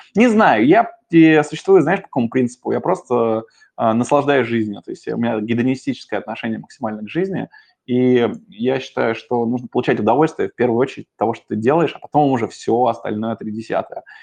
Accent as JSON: {"language": "Russian", "region": "Moscow", "country": "Russia", "tie": "born or raised there", "said": "я коренной москвич"}